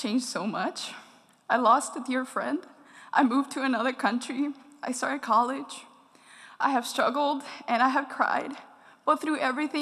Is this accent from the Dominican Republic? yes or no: yes; Dominican Republic; I was born and raised in the Dominican Republic